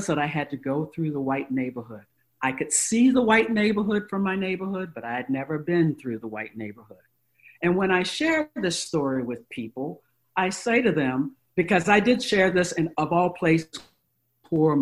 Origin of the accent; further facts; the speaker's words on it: Virginia, United States; I grew up in Virginia